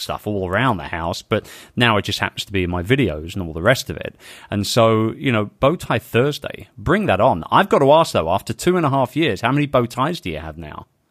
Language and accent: English; London, United Kingdom; my hometown of London